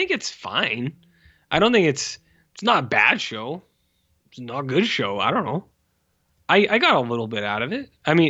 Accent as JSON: {"language": "English", "region": "the South", "country": "United States", "said": "I am a debutante from the South."}